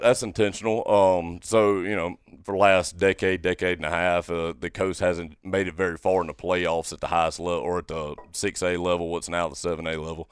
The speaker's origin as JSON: {"language": "English", "town": "Brandon", "region": "Mississippi", "country": "United States", "tie": "born or raised there", "also_born_or_lived": "Monticello, Arkansas", "lives_now": "Ocean Springs, United States", "said": "I'm originally from Brandon, Mississippi, um, born and raised there"}